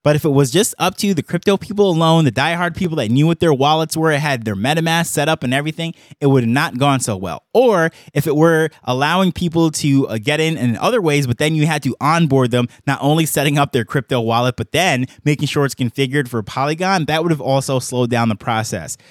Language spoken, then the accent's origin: English; New York, United States; I grew up in New York